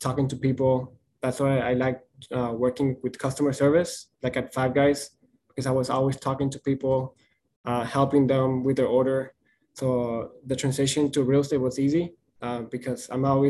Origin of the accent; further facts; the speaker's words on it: El Paso, Texas, United States; I decided to move back in town, back to my hometown, which was back in El Paso.